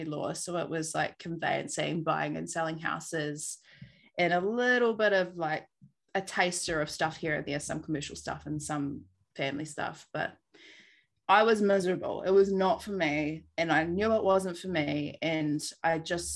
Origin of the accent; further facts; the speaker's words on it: Christchurch, Canterbury, New Zealand; moved away as an adult; also born or lived in Auckland; now in Hawke's Bay, New Zealand; I grew up in Christchurch and lived in the same house with my mum and dad the whole time that I was there.